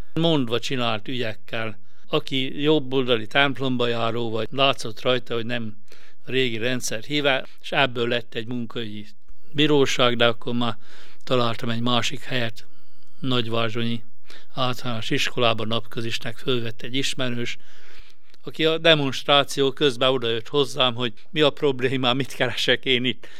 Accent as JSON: {"language": "Hungarian", "town": "Ajka", "region": "Veszprém County", "country": "Hungary", "tie": "born or raised there", "also_born_or_lived": "Győr", "said": "vallásos jobboldali szellemiségi családba születtem. A szüleim mind a ketten fodrászok voltak ajkán."}